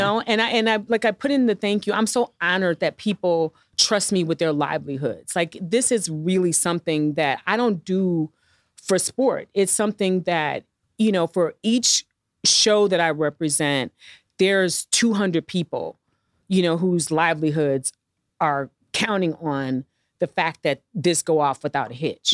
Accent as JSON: {"language": "English", "town": "St. Louis", "region": "Missouri", "country": "United States", "tie": "born or raised there", "moved": "as an adult", "said": "growing up in Saint Louis"}